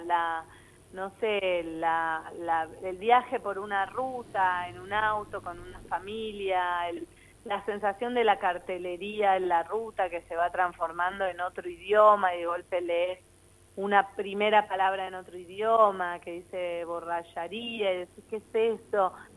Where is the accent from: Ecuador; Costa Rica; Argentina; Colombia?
Argentina; yo, que soy argentina